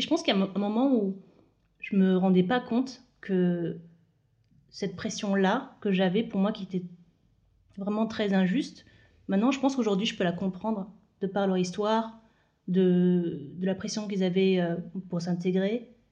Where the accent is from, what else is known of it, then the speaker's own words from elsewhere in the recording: Moselle, Lorraine, Grand Est, France; moved away; also born or lived in Île-de-France; je suis née en Moselle, en Lorraine